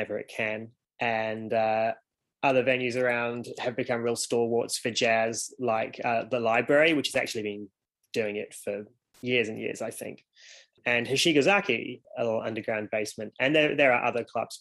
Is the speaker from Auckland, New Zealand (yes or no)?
no; Golden Bay, Tasman, New Zealand; now in Wellington, New Zealand; when I was growing up in Golden Bay